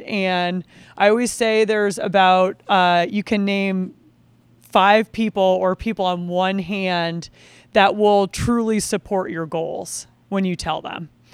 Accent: Vermont, United States; I grew up downhill ski racing a, at this ski area in Vermont called Cochrane Ski Area.

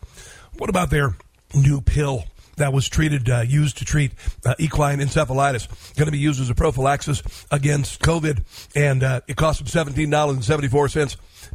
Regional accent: Midwest, United States; I come from the Midwest, and my first time working in fields was 11 years old.

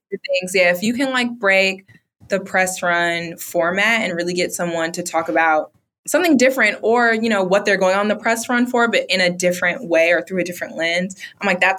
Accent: Bronx, New York, United States; Like, we're both black women, or we're both from the Bronx.

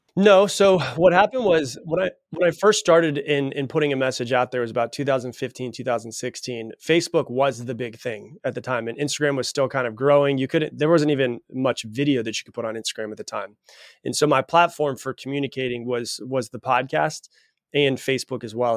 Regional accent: Florida, United States; I was raised in Florida.

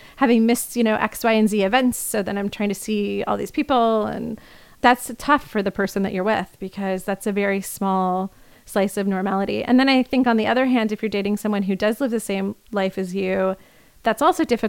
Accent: Indiana, United States; now in New York, United States; where I grew up in Indiana

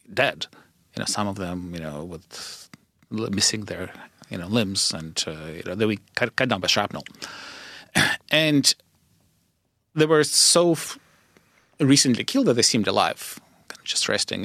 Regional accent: Kyiv, Ukraine; moved away; I grew up in Kyiv

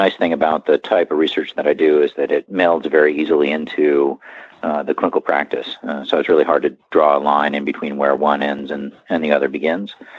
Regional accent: Pennsylvania, United States; moved away; I'm from Pennsylvania originally.

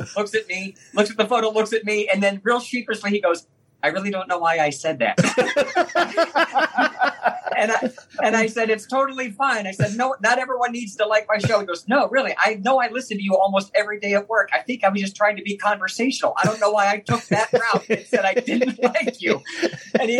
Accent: Northeast Ohio, United States; my hometown in Northeast Ohio

